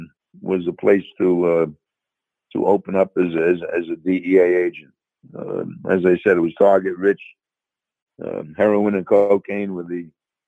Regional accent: New York, United States; accent: New York; now in Tampa area, United States; as you can tell from my accent, I'm from New York anyway, so I fitted in with New York.

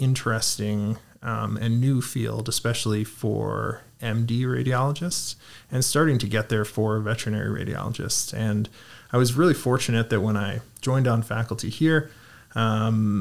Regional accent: Toronto, Ontario, Canada; now in Guelph, Canada; I was born and raised in Toronto

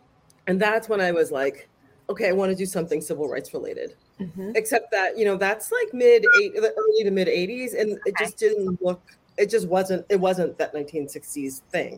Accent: Chicago, Illinois, United States; that's where I grew up in Chicago

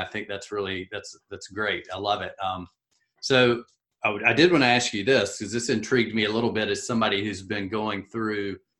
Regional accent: South Carolina, United States; I'm from South Carolina

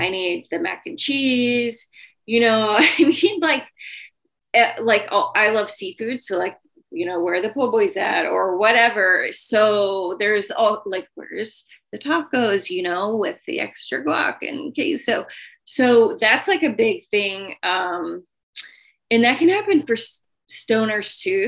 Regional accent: the South, United States; I'm from the South

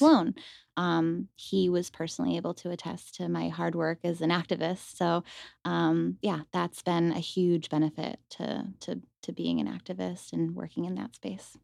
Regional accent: Rochester, New York, United States; moved away as an adult; also born or lived in Buffalo, New York; now in Las Vegas, United States; originally, I'm from upstate New York, Rochester. Um, so I was born and raised in, they consider it the Western New York region

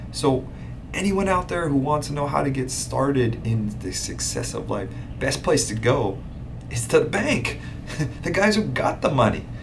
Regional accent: Hawaii, United States; also born or lived in Hilo, Hawaii / Kona, Hawaii / Oahu, Hawaii; born and raised in Hawaii, born on the Big Island, grew up

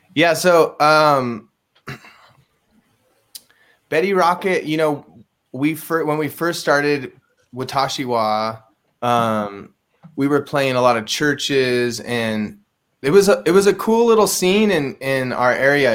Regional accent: San Luis Obispo, California, United States; also born or lived in Bishop, California; I grew up in um, uh, mostly in San Luis Obispo, California. I was born in Bishop, kind of near Mammoth Mountain, and then I. When I was really young, we moved to San Luis Obispo

